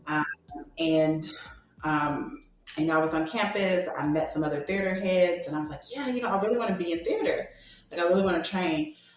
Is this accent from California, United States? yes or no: no; Atlanta, Georgia, United States; moved away; I'm actually originally from Atlanta, Georgia